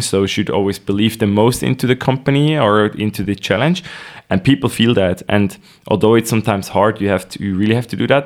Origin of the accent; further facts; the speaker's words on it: Nidwalden, Switzerland; I was born in Nidwalden, a rather uh, traditional canton here in Switzerland. Uh, went to school there